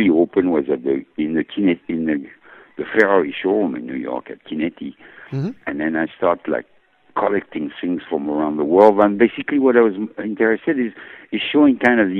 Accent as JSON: {"language": "English", "country": "France", "tie": "born or raised there", "moved": "yes", "said": "I was born in France"}